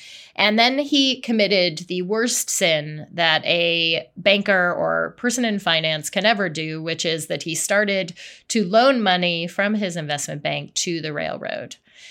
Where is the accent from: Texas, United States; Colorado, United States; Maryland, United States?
Colorado, United States; I grew up in Colorado